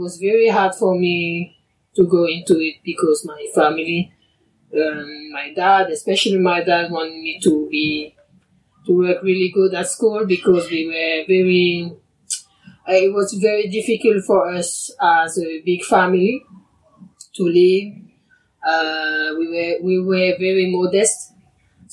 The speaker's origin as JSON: {"language": "English", "country": "French Polynesia", "tie": "born or raised there", "also_born_or_lived": "Tahiti", "moved": "as an adult", "said": "I was born here and was here"}